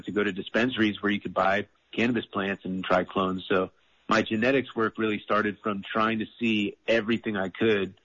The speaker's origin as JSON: {"language": "English", "area": "outside of Boston", "region": "Massachusetts", "country": "United States", "tie": "born or raised there", "also_born_or_lived": "Vermont", "moved": "yes", "lives_now": "Southern Humboldt, California, United States", "said": "I'm from the East Coast, and I originally grew up outside of Boston, Massachusetts, and I lived in Vermont"}